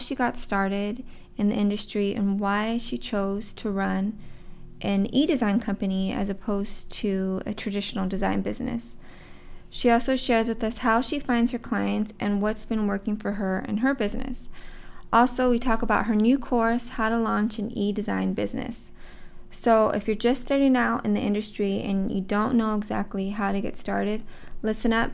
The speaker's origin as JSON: {"language": "English", "region": "California", "country": "United States", "moved": "yes", "lives_now": "Vancouver, Canada", "said": "I'm originally from California"}